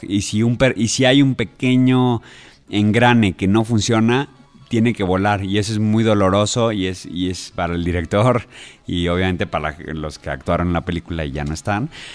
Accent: Mexico

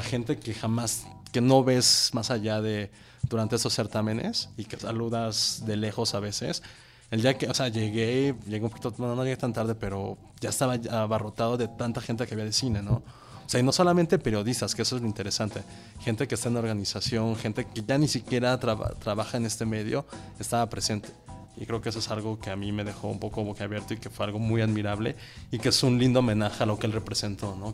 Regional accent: Mexico; era mexicano

